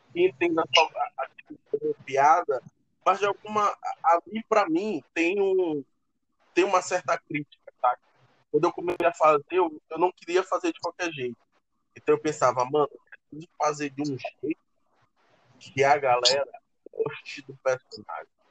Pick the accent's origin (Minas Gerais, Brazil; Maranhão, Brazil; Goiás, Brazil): Maranhão, Brazil; eu cresci na favela, eu cresci aqui em São Francisco.